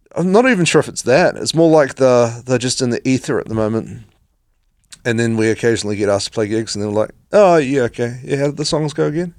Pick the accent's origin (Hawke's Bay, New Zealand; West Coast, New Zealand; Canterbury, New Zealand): West Coast, New Zealand; moved away as an adult; now in Christchurch, New Zealand; I grew up on the West Coast